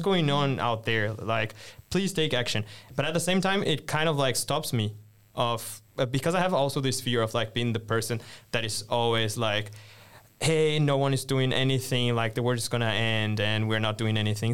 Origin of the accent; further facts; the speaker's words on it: Brazil; moved away as an adult; also born or lived in Brasília; now in Sweden; I'm Brazilian, based in the capital of Brazil, so Brasilia